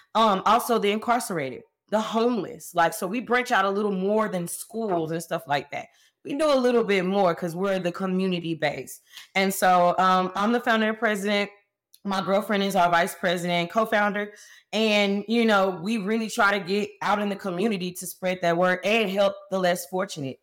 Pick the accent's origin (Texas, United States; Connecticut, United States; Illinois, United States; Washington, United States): Texas, United States; Fort Worth; I went back home. I'm from Fort Worth, Texas, right outside of Dallas